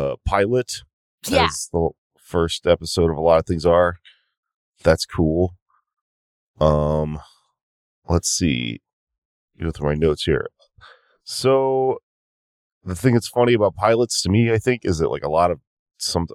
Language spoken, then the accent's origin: English; Texas, United States; We're from Texas.